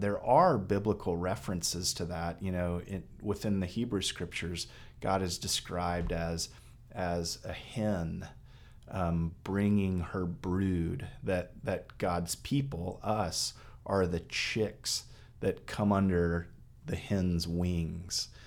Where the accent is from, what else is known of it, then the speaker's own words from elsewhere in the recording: Texas, United States; moved away; I grew up in Texas